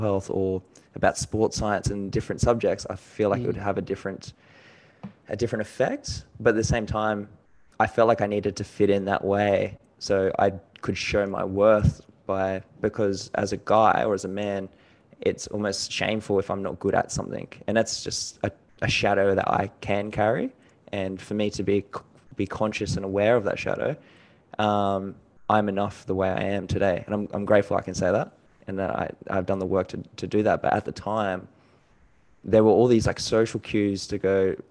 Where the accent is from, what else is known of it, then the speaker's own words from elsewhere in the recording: Gold Coast, Queensland, Australia; also born or lived in New Zealand; I was born in New Zealand. I have a Filipino mom. My dad's also from New Zealand. And then I moved over to Australia when I was about 5 or 6. Went to school in Gold Coast and Logan area.